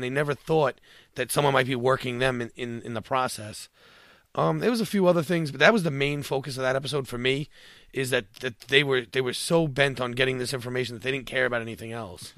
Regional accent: New York, United States; I'm from New York

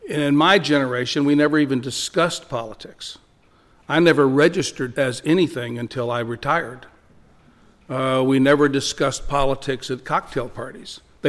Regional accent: El Paso, Texas, United States; El Paso.

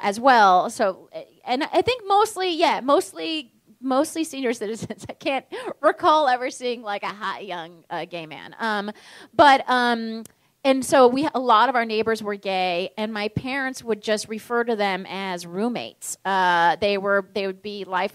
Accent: Palm Springs, California, United States; also born or lived in Virginia; growing up in Palm Springs, or Palm Springs is one is this weird desert town

